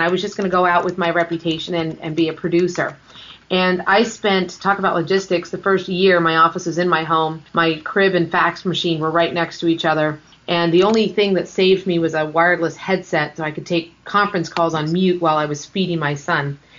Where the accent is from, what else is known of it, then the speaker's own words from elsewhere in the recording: Los Angeles, California, United States; When I grew up in Los Angeles, I went to a public school